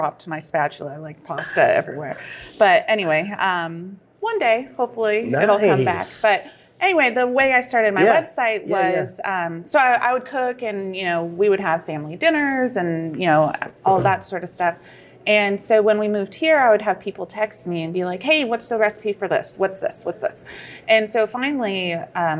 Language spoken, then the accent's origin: English; San Francisco Bay Area, California, United States; moved away as an adult; now in Charlotte, United States; I'm originally from the San Francisco Bay Area.